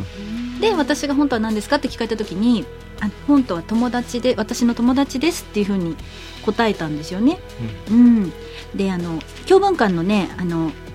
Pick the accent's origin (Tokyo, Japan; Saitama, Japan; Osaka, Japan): Saitama, Japan; Urawa; 石井桃子さんは浦和の出身なんです私と一緒で